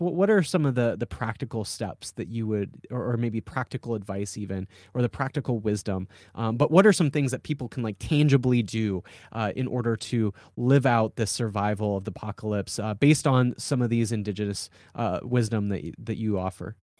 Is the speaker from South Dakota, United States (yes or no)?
yes; South Dakota, United States; I'm from South Dakota